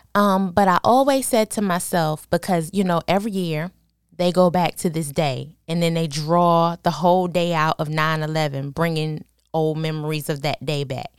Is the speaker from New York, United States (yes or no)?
yes; New York City, New York, United States; moved away; also born or lived in Virginia; I'm originally from New York